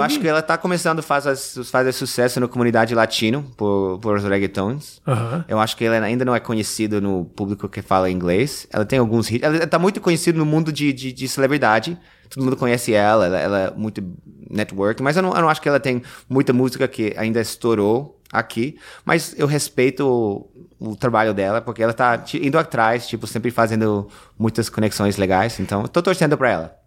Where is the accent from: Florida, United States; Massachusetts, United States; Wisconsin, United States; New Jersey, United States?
New Jersey, United States; Portuguese is a second language; now in New York, United States; eu sou de Nova Jersey